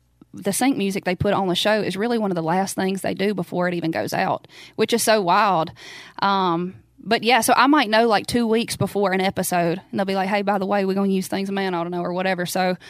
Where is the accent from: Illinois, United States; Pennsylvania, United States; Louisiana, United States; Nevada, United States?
Louisiana, United States; Baskin; is from Bask in my hometown, and showed my daddy a couple chords, and then he just kind of picked it up.